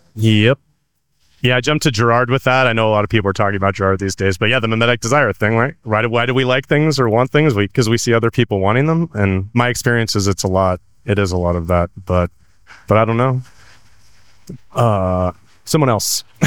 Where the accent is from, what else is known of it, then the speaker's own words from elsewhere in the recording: California, United States; I'm from California